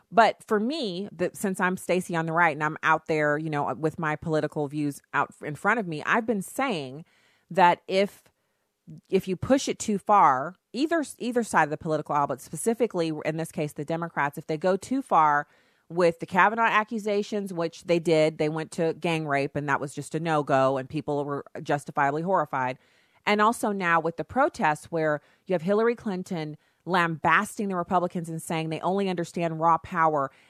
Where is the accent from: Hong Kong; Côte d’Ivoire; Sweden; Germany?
Germany; so I grew up in Germany where deodorant usage is optional.